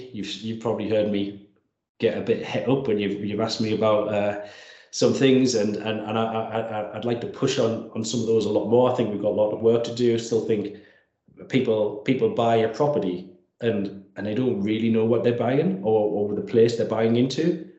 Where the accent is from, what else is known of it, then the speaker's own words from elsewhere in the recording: Langley Park, North East England, United Kingdom; Well, I'm from Langley Park, So Langley Park's an ex-mining community in northwest Durham.